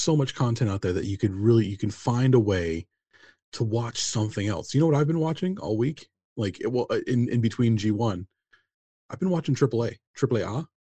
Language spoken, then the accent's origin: English; United States; because I'm from America, you kind of can't help but pick up casual Spanish from like the Mexican influence and stuff.